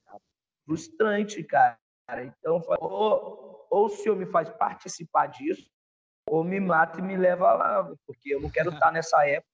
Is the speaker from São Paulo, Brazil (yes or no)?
no; Espírito Santo, Brazil; moved away; Sou do Espírito